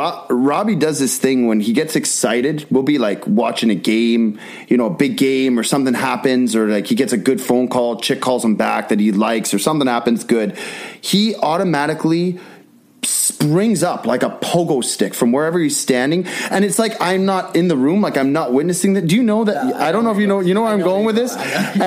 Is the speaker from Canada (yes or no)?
yes; Vancouver, British Columbia, Canada; born and bred in Vancouver, Canada.